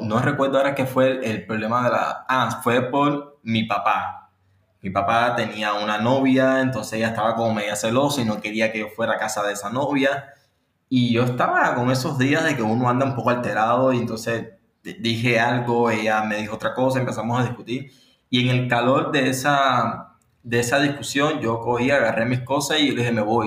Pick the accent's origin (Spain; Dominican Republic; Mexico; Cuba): Cuba; Havana; vivo aquí en La Habana, nací aquí en La Habana, en Cuba